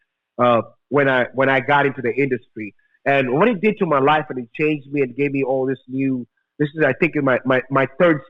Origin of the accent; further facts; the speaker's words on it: Midwest, United States; now in Pacific Northwest, United States; I'm from the Midwest.